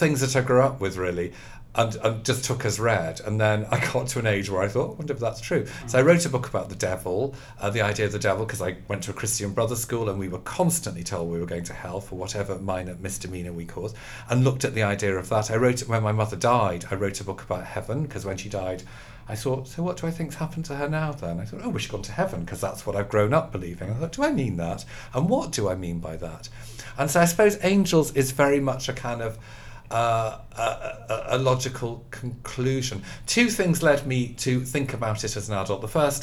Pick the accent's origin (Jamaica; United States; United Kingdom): United Kingdom; the Wirral, North West England; I grew up as a Catholic. Actually, on the Wirral